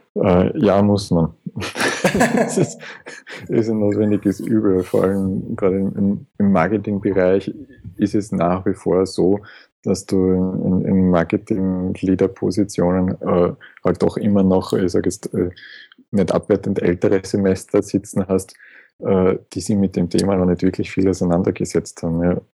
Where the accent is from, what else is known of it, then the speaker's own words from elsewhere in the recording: Schwechat, Lower Austria, Austria; also born or lived in Vienna; geboren in Wien, äh, auch wenn ich nie in Wien gewohnt habe oder gelebt habe. Okay. Äh, aufgewachsen bei Schwächert